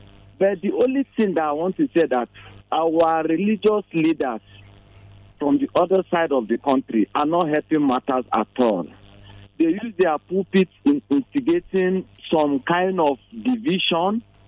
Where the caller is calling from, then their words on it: Jos, Plateau, Nigeria; I'm calling from Old Bukuru Park.